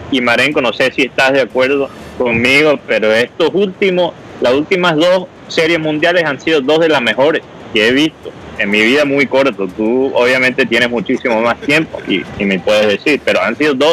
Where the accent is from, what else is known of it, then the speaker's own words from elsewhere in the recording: United States; Spanish is a second language; yo como un gringo ingenuo no sabía lo que era la hoja y yo entré.